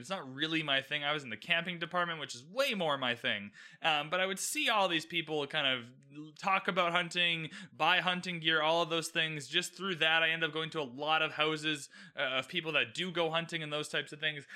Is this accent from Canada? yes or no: yes; Canada; I'm Canadian.